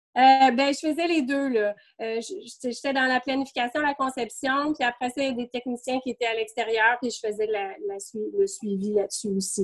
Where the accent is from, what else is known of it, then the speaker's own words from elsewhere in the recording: Montreal, Quebec, Canada; je suis née dans la ville de Québec et puis j'ai grandi dans l'Ouest Island